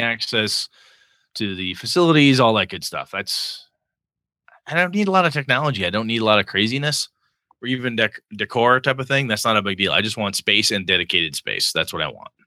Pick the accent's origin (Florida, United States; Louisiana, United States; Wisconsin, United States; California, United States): Wisconsin, United States; Wausau; born or raised there; moved away